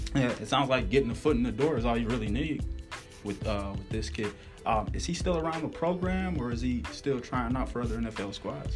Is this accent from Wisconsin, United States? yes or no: yes; Wisconsin, United States; I'm from Wisconsin as well. Grew up in the heart of Big Ten country